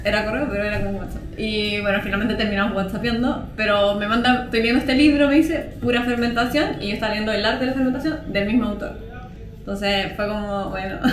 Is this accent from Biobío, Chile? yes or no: yes; Concepción, Biobío, Chile; moved away as an adult; also born or lived in Santiago / Talca; nací en Santiago, eh, después me mudé a Talca, mi mamá es talquina, mi papá es santiaguino, pero me crié en Concepción. Desde los 6 a los 18 en Concepción